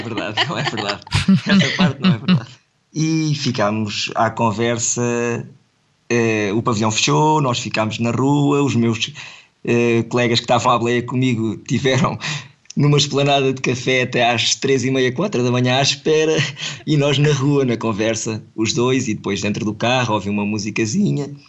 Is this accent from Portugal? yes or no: yes; Portugal; somos dois da mesma vila, somos de Cruz, e conhecemos desde novinhos